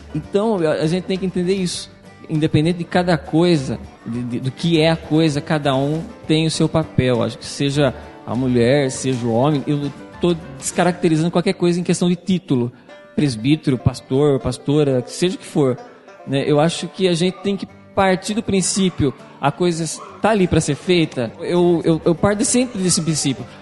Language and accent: Portuguese; Jaú, São Paulo, Brazil; sou de Jaú